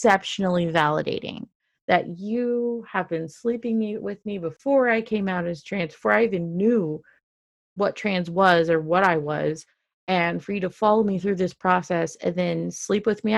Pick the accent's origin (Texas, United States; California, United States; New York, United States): Texas, United States; Dallas; born or raised there